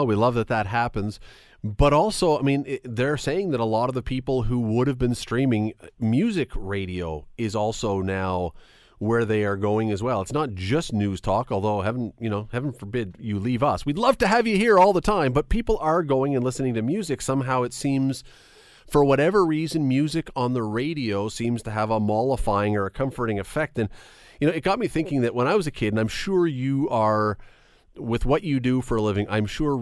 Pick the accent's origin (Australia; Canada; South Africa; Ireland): Canada; Toronto, Ontario; I grew up in Toronto